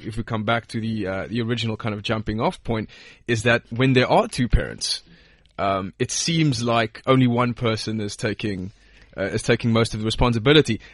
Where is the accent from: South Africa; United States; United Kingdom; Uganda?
South Africa; where I'm from, I'm from South Africa